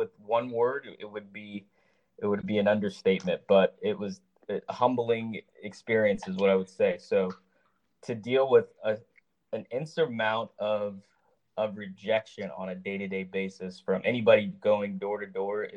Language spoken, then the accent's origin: English; Los Angeles, California, United States; I grew up in Woodland Hills, Los Angeles County area.